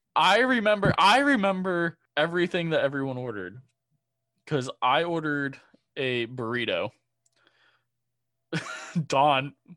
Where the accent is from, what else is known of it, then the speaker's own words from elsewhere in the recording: Illinois, United States; moved away as an adult; now in Chicago, United States; I'm from the Quad Cities